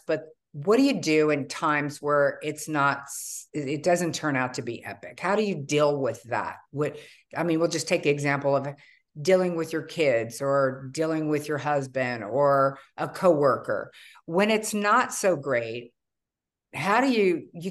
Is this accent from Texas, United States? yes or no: no; California, United States; I grew up in California